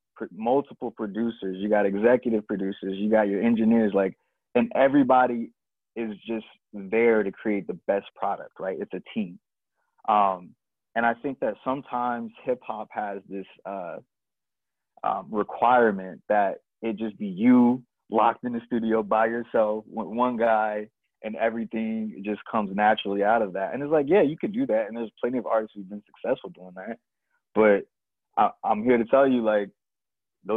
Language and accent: English; Columbia, South Carolina, United States; I'm from Columbia, South Carolina.